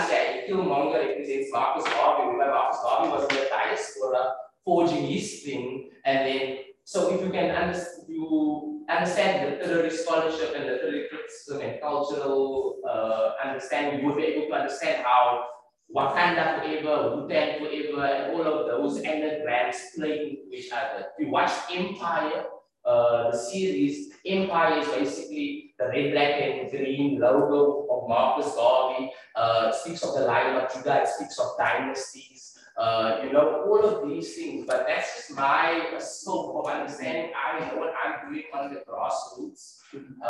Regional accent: George, Western Cape, South Africa; now in Cape Town, South Africa; I come from George

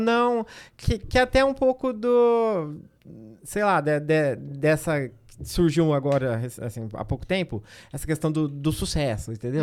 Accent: Agreste Paulista, São Paulo, Brazil; eu sou do, do Agreste Paulista

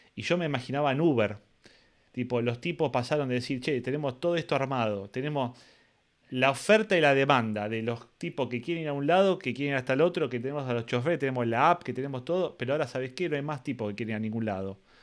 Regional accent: Argentina; soy argentino

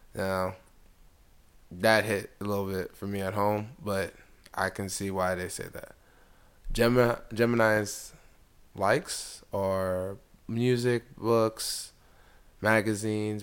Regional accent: United States; also born or lived in DC area; I was born in America, my family is from Nigeria

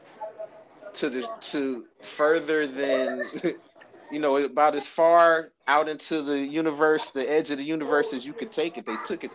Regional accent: Chicago, Illinois, United States; moved away; also born or lived in Atlanta, Georgia; I grew up in Chicago

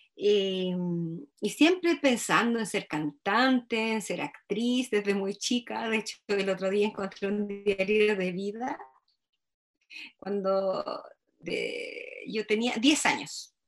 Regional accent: Laja, Biobío, Chile; moved away; yo también me fui de Laja, yo me fui de Laja por muchos años, me quise ir de Laja y bueno, la vida finalmente me trajo de vuelta

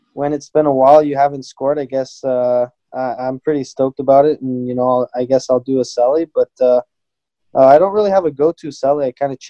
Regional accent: Sherbrooke, Quebec, Canada; also born or lived in United States; being from Sherbrooke

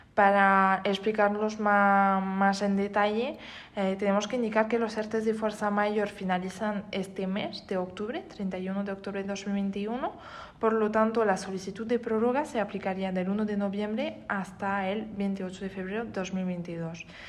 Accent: France; Spanish is a second language; moved away as an adult; now in Spain; Soy francesa, pero voy ejerciendo en España desde ya tres años

